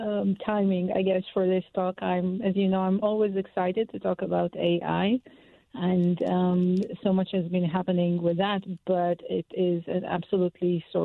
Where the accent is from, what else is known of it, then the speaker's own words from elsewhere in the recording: Israel; moved away; we were born and bred in Israel, and we are in our 50s now